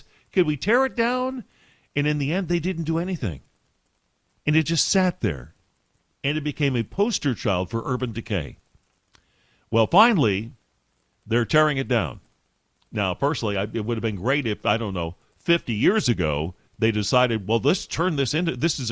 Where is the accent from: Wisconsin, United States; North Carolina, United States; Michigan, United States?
Michigan, United States; moved away as an adult; now in Texas, United States; I'm from Michigan originally